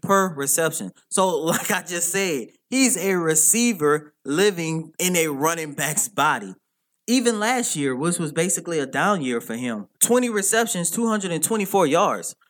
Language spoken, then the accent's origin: English; New Orleans, Louisiana, United States; I'm from New Orleans